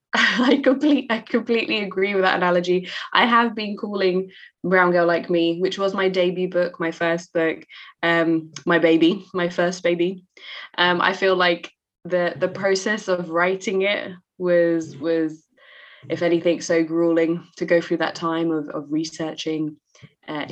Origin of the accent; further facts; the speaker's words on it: London, United Kingdom; I grew up in East London, um, which in the UK is a very diverse and, and multicultural part of the UK.